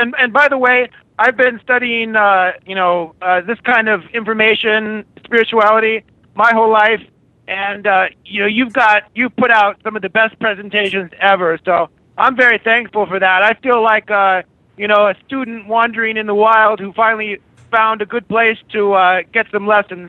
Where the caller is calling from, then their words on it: Germany; I'm calling from Germany.